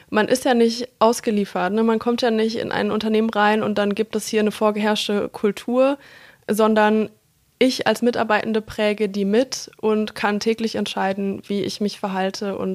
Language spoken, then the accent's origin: German; Munich, Bavaria, Germany; born there; Geboren bin ich in München, also ganz andere